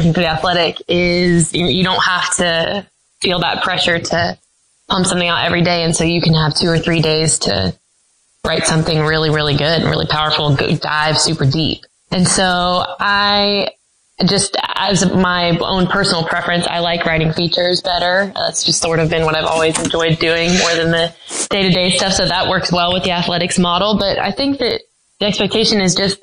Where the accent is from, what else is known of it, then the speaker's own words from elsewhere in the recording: North Carolina, United States; I grew up in North Carolina